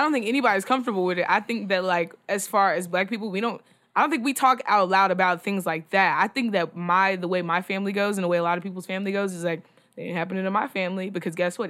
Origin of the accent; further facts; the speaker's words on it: Texas, United States; I'm from Texas